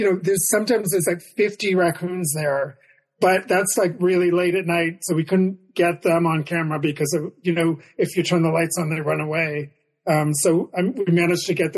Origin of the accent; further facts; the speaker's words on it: Maine, United States; now in New York City, United States; I grew up in Maine